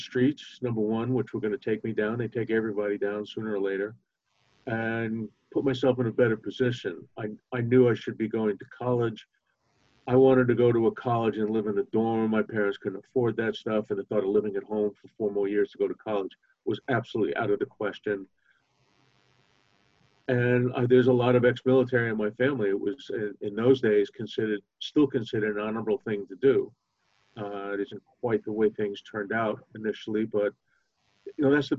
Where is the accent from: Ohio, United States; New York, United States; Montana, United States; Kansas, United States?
New York, United States; New York City; I grew up in Brooklyn, New York, in a fairly moderately rough neighborhood